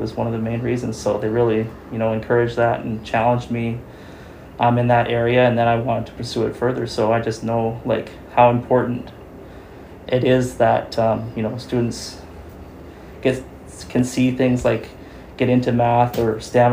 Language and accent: English; Chilliwack, British Columbia, Canada; I was born in Chilliwack and I've been here for a long time